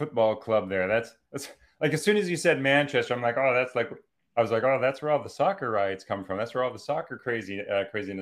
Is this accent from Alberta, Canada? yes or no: yes; Calgary, Alberta, Canada; I grew up in Calgary, Alberta